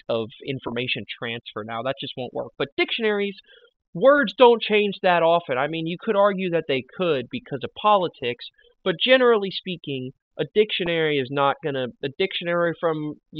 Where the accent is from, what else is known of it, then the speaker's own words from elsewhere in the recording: the Bible Belt, Southern United States, United States; we grew up in the Bible Belt